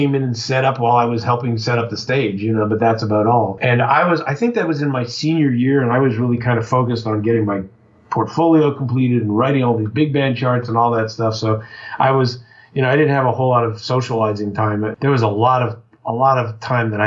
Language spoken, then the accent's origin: English; Montreal, Quebec, Canada; moved away as an adult; also born or lived in Toronto / Boston; I was from Montreal